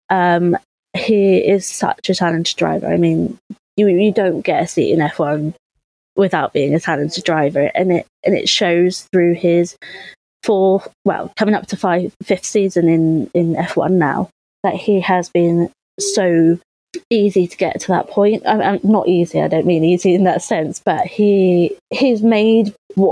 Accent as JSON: {"language": "English", "country": "United Kingdom", "said": "we're British"}